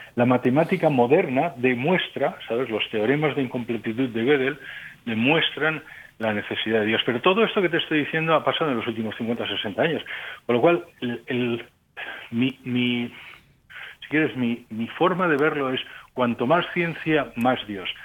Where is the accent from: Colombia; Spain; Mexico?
Spain; moved away as an adult; also born or lived in Ukraine / Germany / France; yo soy español, pero llevo 30 mm, años fuera de España.